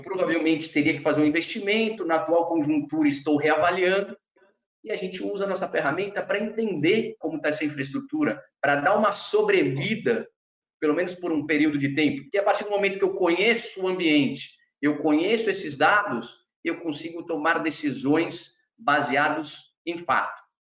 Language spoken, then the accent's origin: Portuguese; Brazil; nasci e cresci no Brasil